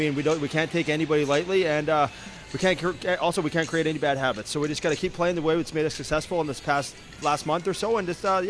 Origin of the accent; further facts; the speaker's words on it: Vancouver, British Columbia, Canada; to play in Vancouver, in my hometown